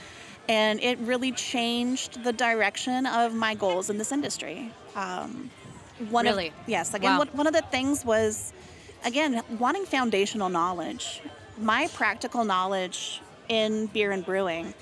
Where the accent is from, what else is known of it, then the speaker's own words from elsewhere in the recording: Colorado, United States; I grew up in Colorado